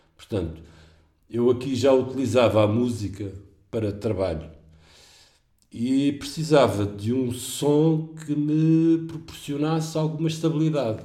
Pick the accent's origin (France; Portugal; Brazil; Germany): Portugal; como português